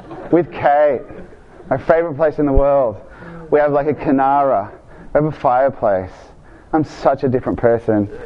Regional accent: Argentina; moved away; I grew up in Argentina

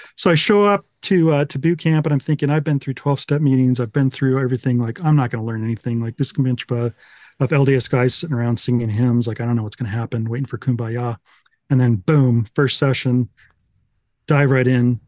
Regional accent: United States; I'm this American guy.

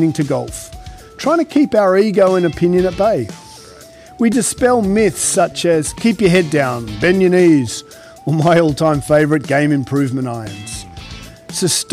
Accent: Australia; now in United States; as an Aussie who didn't really grow up with Ryder Cup

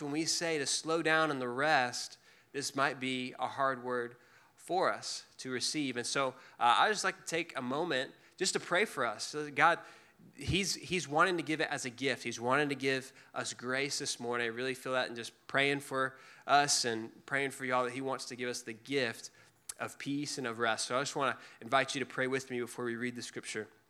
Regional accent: Dallas, Texas, United States; also born or lived in Waco, Texas; I grew up in Dallas, but I went to school in Waco at Baylor and lived there for four years after

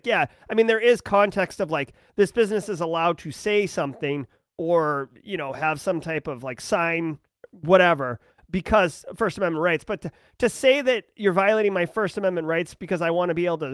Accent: New England, United States; I am from New England

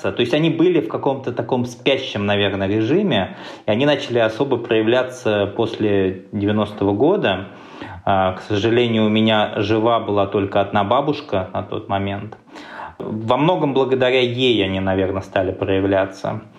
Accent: Ufa, Bashkortostan, Russia; Сам я родился и вырос в Уфе, в Башкирии.

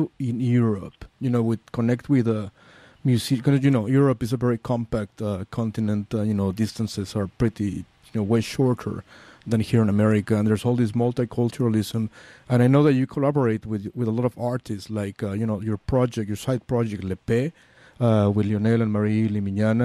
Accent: Mexico City, Mexico; I'm from Mexico City

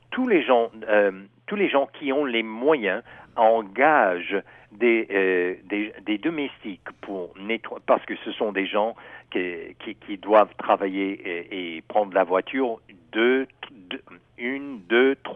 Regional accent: United States; en tant qu'Américain avec le Silicon Valley

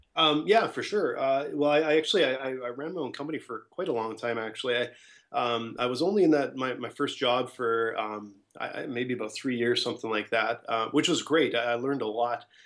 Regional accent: Edmonton, Alberta, Canada; also born or lived in Ottawa / Scottsdale, Arizona; I'm from Edmonton, Alberta

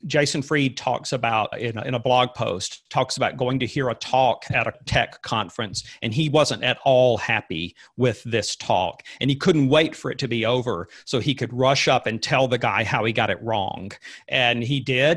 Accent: Alabama, United States; growing up in Alabama

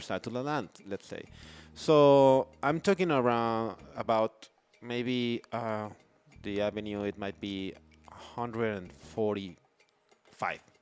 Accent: Mexico City, Mexico; now in Playa del Carmen, Mexico; I grew up in Mexico City

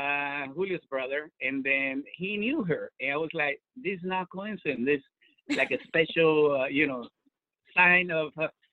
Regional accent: Chile; moved away as an adult; now in Washington, United States; I'm from Chile, co-founder of Gran Cata. Arrived to DC around 12 years ago, and wine was always part of my life. You know, in Chile, you have so many wines

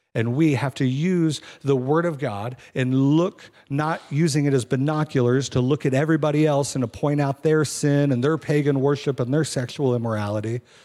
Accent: Kansas City, United States; moved away; I'm from Kansas City

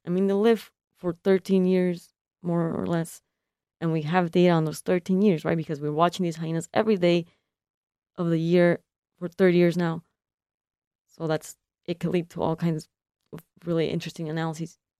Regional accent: California, United States; now in Michigan, United States; I'm from California, and I'm a first generation consular

